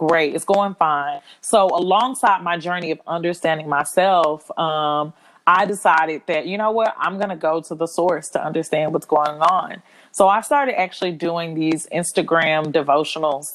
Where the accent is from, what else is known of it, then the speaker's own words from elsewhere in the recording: Houston, Texas, United States; moved away as an adult; also born or lived in New York City; now in Atlanta, United States; I'm originally from Houston, Texas, but I now live in Atlanta, Georgia.